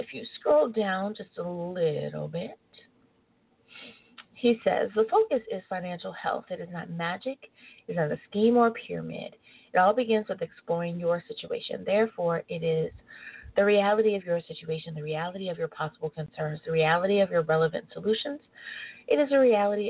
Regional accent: United States; being born an American.

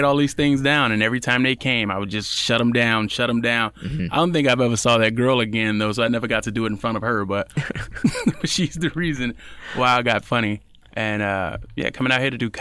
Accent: Chicago, Illinois, United States; growing up in Chicago with my cousins

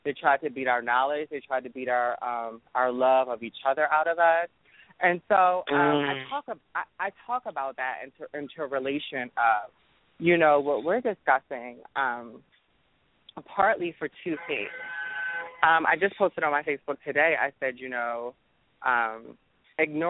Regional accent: Baltimore, Maryland, United States; I'm from Baltimore.

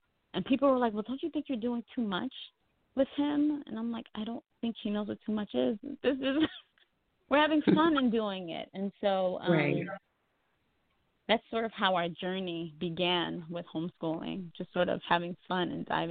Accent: New York, United States; moved away as an adult; now in Georgia, United States; I'm from New York, and my family and I, we relocated to Georgia about 3 years ago

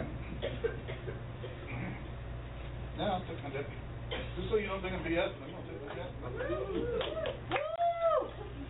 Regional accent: the South, United States; I am a Southerner and I've grown up in the South all my life.

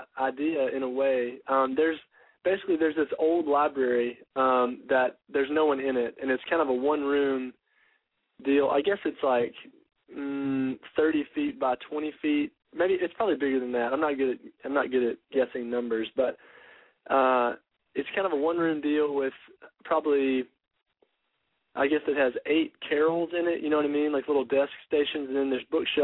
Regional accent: North Carolina, United States; I'm from North Carolina, and I'm just here visiting a buddy of mine

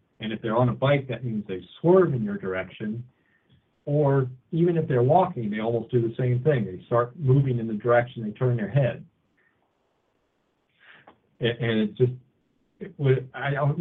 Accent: Washington, District of Columbia, United States; now in Lane County, Oregon, United States; I'm from the Washington, D.C. area, and I used to commute on the Capitol Beltway

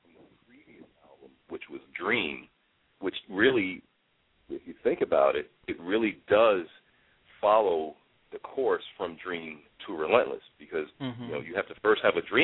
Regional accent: New York City, New York, United States; kid like me growing up in the Bronx

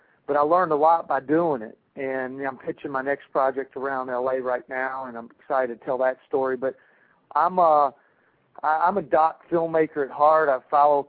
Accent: Birmingham, Alabama, United States; moved away as an adult; I'm from Birmingham, Alabama.

